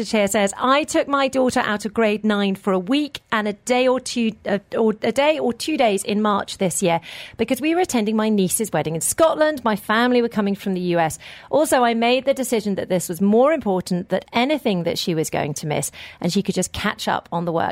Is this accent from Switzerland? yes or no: no; India; moved away; We are a family of six and we are from India.